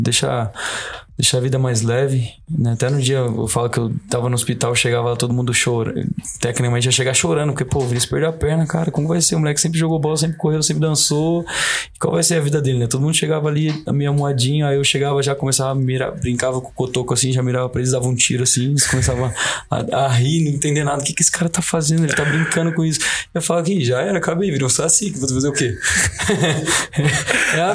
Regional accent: Brazil; a gente é brasileiro

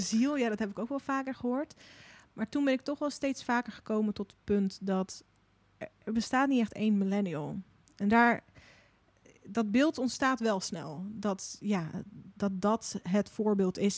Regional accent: Moordrecht, South Holland, Netherlands; moved away as an adult; also born or lived in Russia; now in Utrecht, Netherlands; ik ben dus eh, op mijn zevende hier naartoe gekomen. En toen heb ik tot mijn achttiende in een dorpje genaamd nou, Moordrecht gewoond

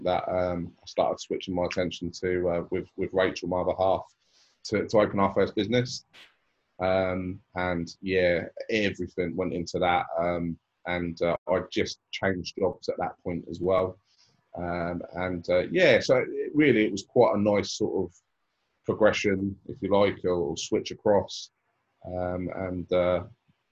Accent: Portsmouth, South East England, United Kingdom; I grew up in Portsmouth, in Cockner, and went to Cockner Junior School

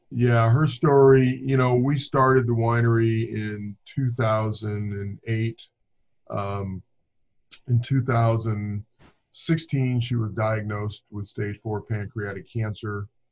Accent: Inglewood, California, United States; moved away as an adult; now in Livermore, United States; I grew up in Inglewood, California. I've lived in Southern I lived in Southern California for over 40 years.

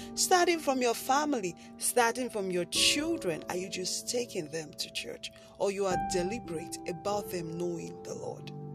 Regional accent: Nigeria; I live in Nigeria and I'm a Nigerian

